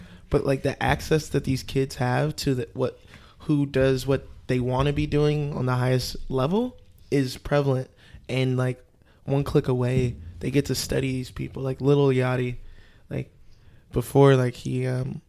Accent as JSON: {"language": "English", "town": "Cedar Hill", "region": "Texas", "country": "United States", "tie": "born or raised there", "said": "I'm from Dallas. Yeah, Triple D, 3D, specifically Cedar Hill, Texas."}